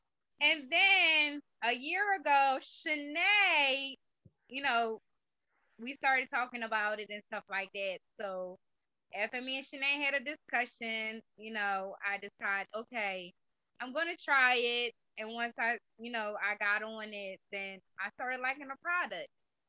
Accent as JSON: {"language": "English", "country": "Jamaica", "moved": "yes", "lives_now": "United States", "said": "Well, I'm originally from Jamaica. I've been in the States for 21 years."}